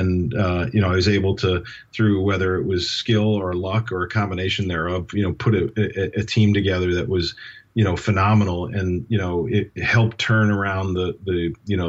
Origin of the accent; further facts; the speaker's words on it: New York, United States; I grew up in New York and grew up idolizing the Knicks and Rangers